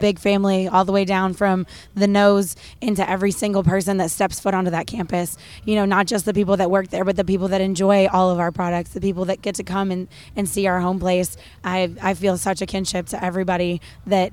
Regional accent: Western New York, United States; now in Kentucky, United States; I'm actually a Yankee by birth. So I was born in Western New York. So I always like to say I have the southern charm with the New York attitude

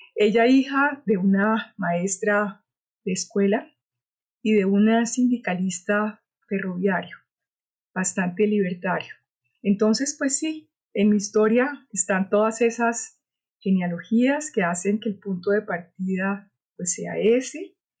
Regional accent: Cali, Valle del Cauca, Colombia; nací en Cali

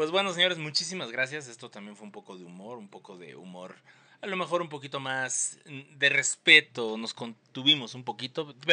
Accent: Argentina; Yo soy de Argentina, siento que Messi ya se la merece

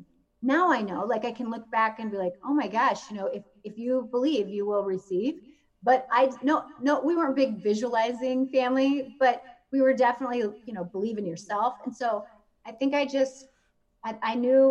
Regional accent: Spencer, Iowa, United States; moved away; I was born in Spencer, Iowa, and that's where I grew up, home of the Fighting Tigers

